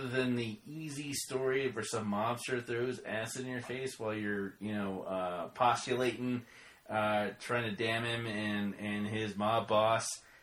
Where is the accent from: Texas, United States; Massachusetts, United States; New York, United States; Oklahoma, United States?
Oklahoma, United States; I'm from Oklahoma